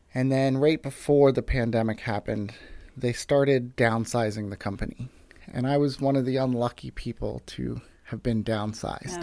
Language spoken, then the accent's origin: English; United States; moved away as an adult; now in Mount Joy, United States; originally from a small town outside of Westchester